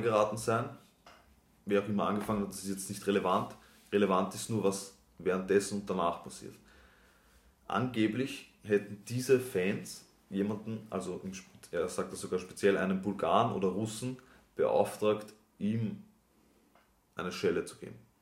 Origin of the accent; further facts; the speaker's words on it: Austria; die Abitur oder die Matura bei uns in Österreich